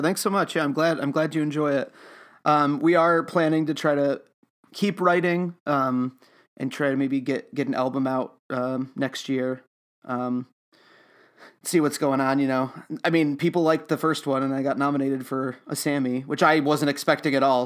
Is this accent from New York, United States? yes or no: yes; Utica, New York, United States; also born or lived in Oswego, New York; I'm from Utica, New York, um, but I, I live in Oswego right now